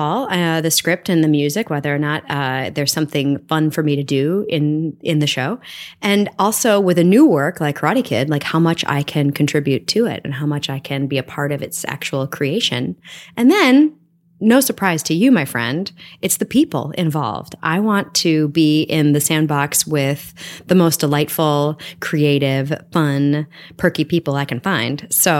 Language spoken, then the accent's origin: English; Evanston, Illinois, United States; also born or lived in Milwaukee / New York City; now in Maplewood, United States; I am originally from Evanston, Illinois, but also Milwaukee, Wisconsin. I now live in Maplewood, New Jersey, after a 20-year stint in New York City.